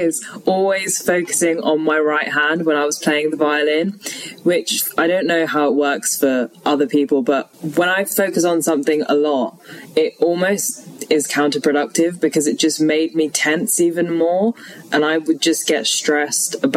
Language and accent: English; London, United Kingdom; also born or lived in Leeds; I'm originally from London. Both my parents are Sri Lankan